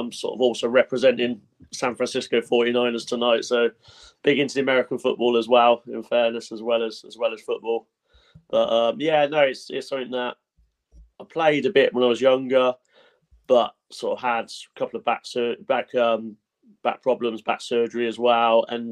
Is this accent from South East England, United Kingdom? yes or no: yes; Oxford, South East England, United Kingdom; I was born and raised in Oxford, so sort of all my life I've spent in Oxford